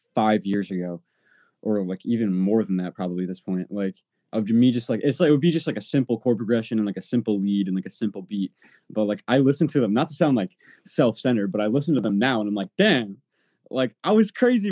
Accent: Long Island, New York, United States; I grew up, on Long Island

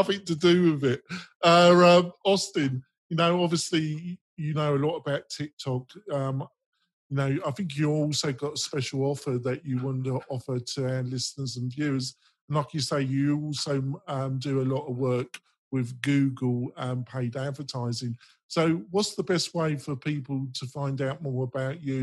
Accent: England, United Kingdom; accent: English; my English accent

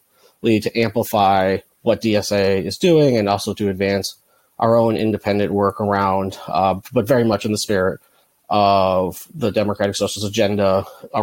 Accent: New York City, New York, United States; now in Brooklyn, United States; I am calling in from Brooklyn, New York, but I'm from the other borough over in Manhattan

